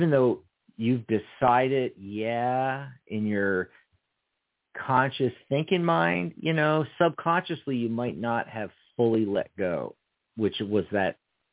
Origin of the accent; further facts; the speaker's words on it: Pennsylvania, United States; also born or lived in Seattle, Washington / Lake Stevens, Washington; now in Tucson, United States; we're from Pennsylvania